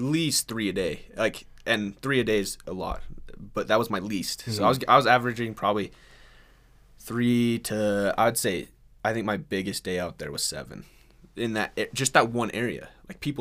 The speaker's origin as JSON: {"language": "English", "town": "Blackfoot", "region": "Idaho", "country": "United States", "said": "I'm from Blackfoot, Idaho"}